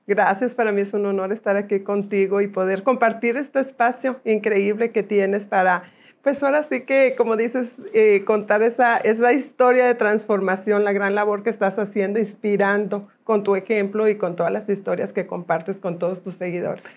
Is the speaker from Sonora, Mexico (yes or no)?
no; Guadalupe, Nuevo León, Mexico; moved away; also born or lived in Monterrey / Houston; Nací aquí en Monterrey, aquí crecí en la ciudad de Guadalupe.